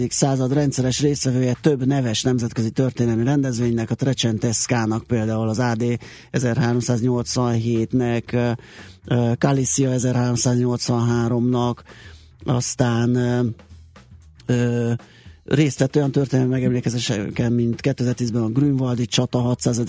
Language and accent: Hungarian; Budapest, Hungary; a Király utcában nőttem föl